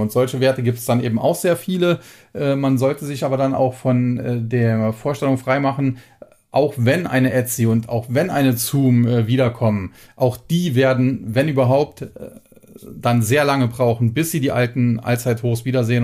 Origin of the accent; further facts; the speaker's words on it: Germany; als Deutscher